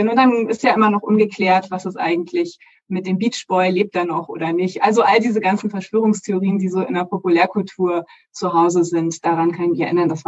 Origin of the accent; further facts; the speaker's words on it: North Rhine-Westphalia, Germany; Ähm, ich komme aus dem Ruhrgebiet und ich weiß, ähm, dass es da unendliche Mythen gab, wieso das passiert ist.